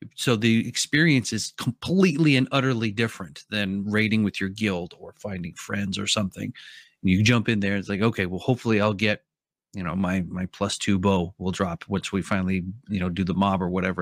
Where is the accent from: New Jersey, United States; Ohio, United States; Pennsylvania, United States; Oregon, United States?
Oregon, United States; I'm from Oregon